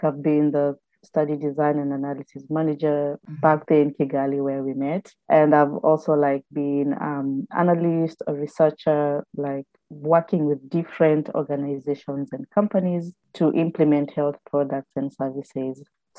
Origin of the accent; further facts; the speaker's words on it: Kenya; moved away as an adult; also born or lived in United Kingdom; now in Newcastle, United Kingdom; I am Kenyan by birth, but a citizen of the world.